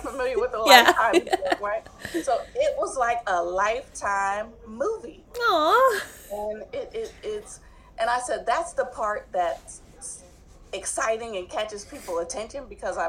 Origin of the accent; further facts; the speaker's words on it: New Jersey, United States; accent: southern twang; I'm from New Jersey. My adopted mother is from the South. My adopted father is from Pennsylvania.